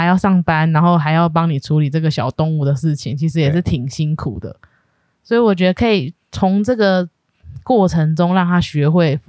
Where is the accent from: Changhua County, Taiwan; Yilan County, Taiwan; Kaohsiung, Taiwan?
Yilan County, Taiwan; moved away; 我们那时候是有有去回去宜兰， 对 我的老家